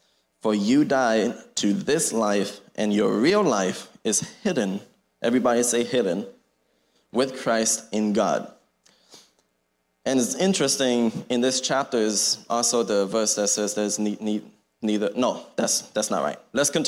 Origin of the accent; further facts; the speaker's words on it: Thailand; So, as Pastor Joe said, we grew up in Thailand. My brother and I, my parents raised us as missionary / pastor's kids in Thailand.